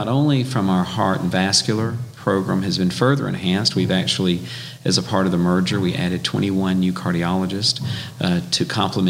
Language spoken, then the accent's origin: English; Perry, Georgia, United States; also born or lived in Dalton, Georgia / Gwinnett County, Georgia; I am a product of Georgia. I grew up in Middle Georgia